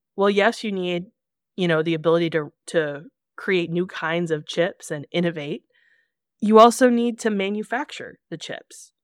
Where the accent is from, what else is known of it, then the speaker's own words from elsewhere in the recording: Kansas City, United States; I'm from Kansas City